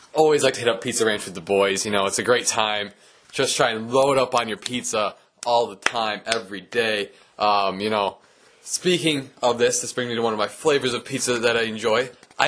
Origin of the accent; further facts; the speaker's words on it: Midwest, United States; I'm a Midwesterner